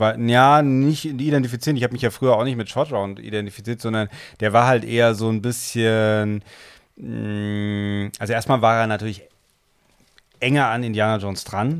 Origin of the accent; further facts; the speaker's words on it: Germany; wir als Deutsche